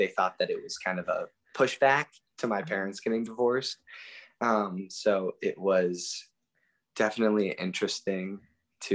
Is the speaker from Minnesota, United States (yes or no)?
yes; Minnetonka, Minnesota, United States; also born or lived in Pittsburgh, Pennsylvania; I grew up in Minnetonka, Minnesota.